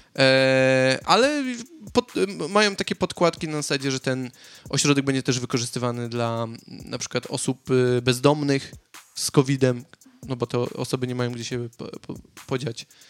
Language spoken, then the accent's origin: Polish; Katowice, Silesian Voivodeship, Poland; moved away as an adult; now in Sydney, Australia; ja jestem z, Katowi z Katowic